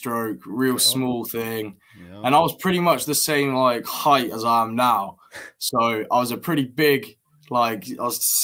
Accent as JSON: {"language": "English", "town": "Peterborough", "region": "East of England", "country": "United Kingdom", "also_born_or_lived": "Colorado", "said": "I'm from Peterborough"}